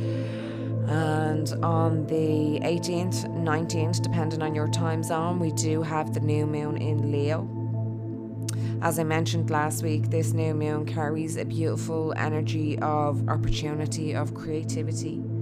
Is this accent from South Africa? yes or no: no; Dublin, Leinster, Ireland; accent: Dublin; my Dublin accent